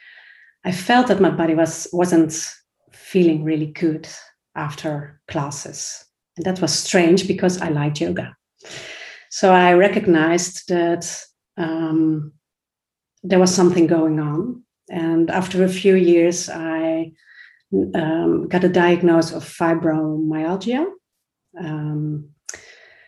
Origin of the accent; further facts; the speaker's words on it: Netherlands; I'm from the Netherlands